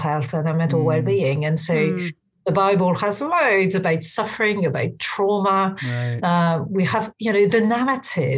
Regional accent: central France, France; now in London, United Kingdom; I grew up in France, in central France, in a very, very secular kind of place

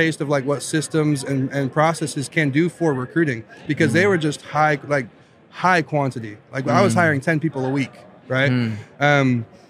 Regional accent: Virginia, United States; accent: Southern; I grew up in Southern Virginia, little town, less than 1,200 people.

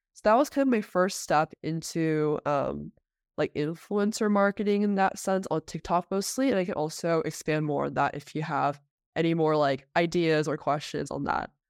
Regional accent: Bay Area, California, United States; I grew up in the Bay Area where I w, did all my schooling there

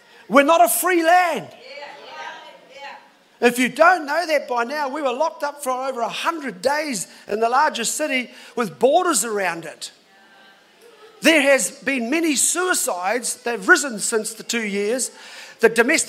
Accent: New Zealand; I've been in this country all my life, of course, born in here in New Zealand

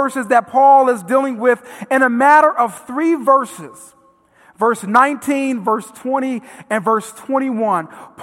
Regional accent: Vernon Hills, Illinois, United States; I grew up in Vernon Hills

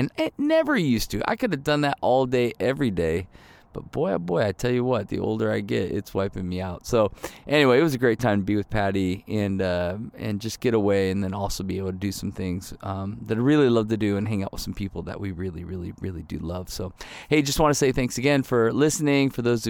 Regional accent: Michigan, United States; also born or lived in Ohio / Chicago; I mean, I grew up in Michigan and Ohio, so I know the cold, right? And then we lived in Chicago for almost 10 years

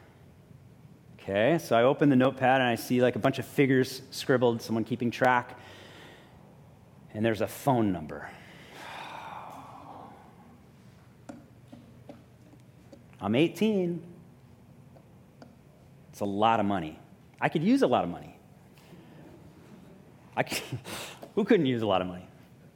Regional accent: Honolulu, Hawaii, United States; I grew up in Hawaii Kai. I went to, you know, like middle school in New Valley, high school at Kaiser High School

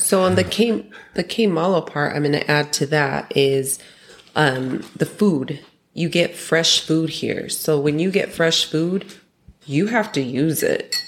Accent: Utah, United States; now in Mexico; we're originally from Utah

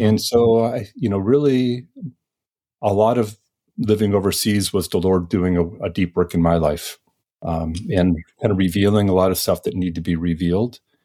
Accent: Detroit, Michigan, United States; moved away as an adult; also born or lived in Ann Arbor, Michigan / Fort Wayne, Indiana; I grew up in Michigan over near Detroit

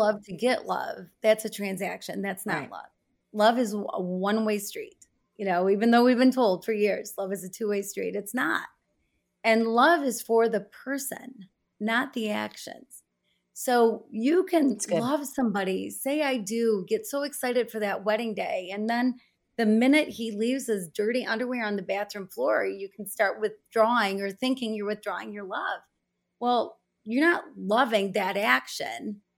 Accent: United States; I'm American

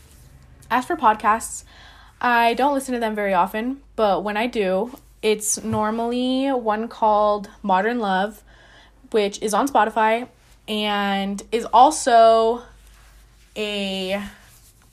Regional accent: Lake Havasu City, Arizona, United States; I'm from Lake Havasu City, Arizona

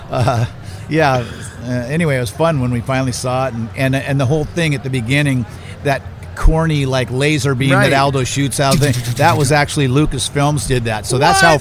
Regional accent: outside of San Francisco, Bay Area, California, United States; I'm a Bay Area guy. I grew up outside of San Francisco

